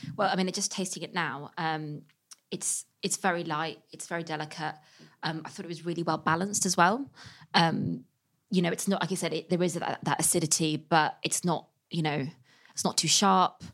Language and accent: English; West Country near Bristol, South West England, United Kingdom; now in London, United Kingdom; I'm from the West Country near Bristol